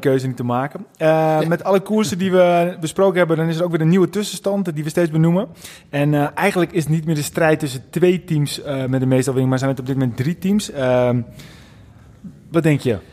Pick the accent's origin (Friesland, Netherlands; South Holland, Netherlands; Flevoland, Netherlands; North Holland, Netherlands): North Holland, Netherlands; wij zijn ook echte Noord-Hollanders